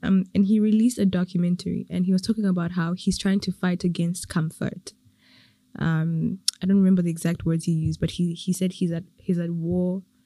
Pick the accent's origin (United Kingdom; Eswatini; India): Eswatini; now in Rwanda; I'm from Swaziland, so but I'm in Rwanda.